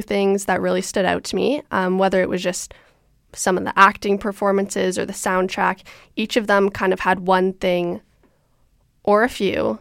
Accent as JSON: {"language": "English", "town": "Toronto", "region": "Ontario", "country": "Canada", "said": "I'm from Toronto."}